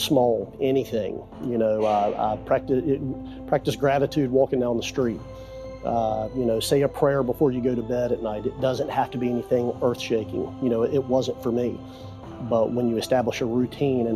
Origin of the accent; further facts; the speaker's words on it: Eastern North Carolina, United States; moved away as an adult; now in Tampa, United States; I'm from Eastern North Carolina, moved to Tampa 10 years ago